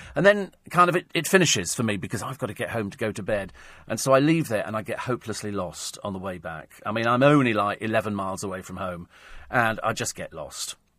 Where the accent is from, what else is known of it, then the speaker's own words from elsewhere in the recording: Twickenham, London, United Kingdom; I come from Twickenham, which is fairly noisy most of the time.